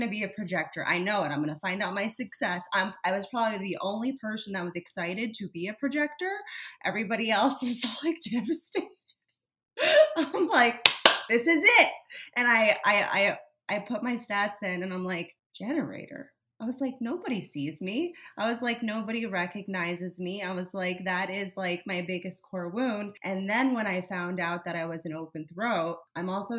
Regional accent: South Florida, United States; I grew up in South Florida where my environment was incorrect for me

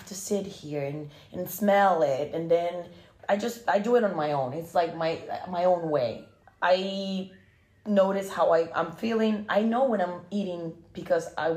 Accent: Costa Rica; moved away; I'm originally from Costa Rica.

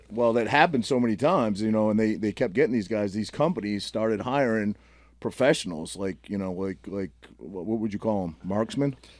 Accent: Maine, United States; now in New Jersey, United States; I grew up in Maine in a lobster fishing community

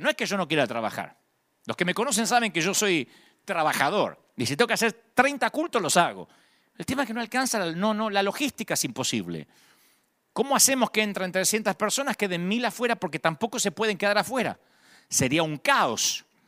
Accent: Argentina; now in United States; en Argentina le pagamos a DGI

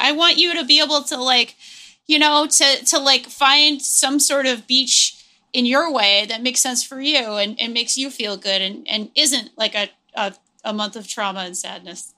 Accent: New England, United States; I grew up in New England

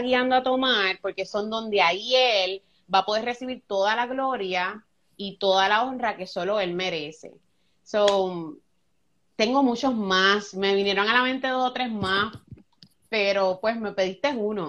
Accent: Luquillo, Puerto Rico; also born or lived in Fajardo, Puerto Rico; Yo nací en Fajardo, Puerto Rico, y yo me crié en un barrio que se llama Juan Martín en Luquillo.

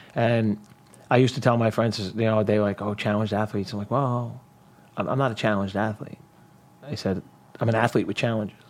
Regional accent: New York City, New York, United States; growing up in Brooklyn

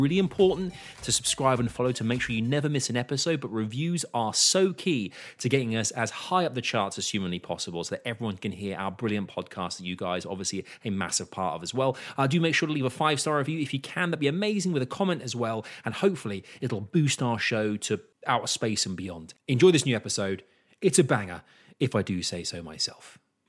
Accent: London, United Kingdom; I'm a Londoner.

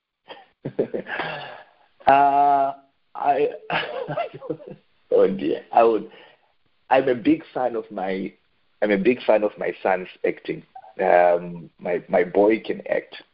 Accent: Zimbabwe; I grew up in Zimbabwe.

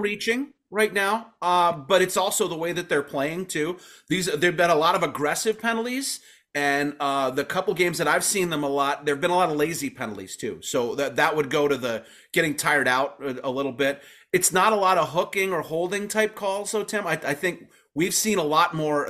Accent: Calumet, Michigan, United States; I grew up in Calumet, uh, about two blocks from the Calumet Armory

